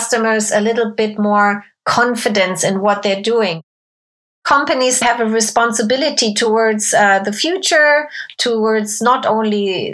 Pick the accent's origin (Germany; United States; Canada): Germany; moved away as an adult; I grew up in Germany from when I was 7 until 18.